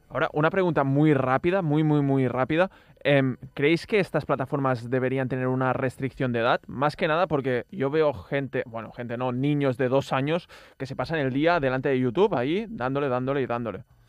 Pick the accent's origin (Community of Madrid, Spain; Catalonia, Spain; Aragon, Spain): Catalonia, Spain; empezamos hablando en catalán porque somos de aquí, de Cataluña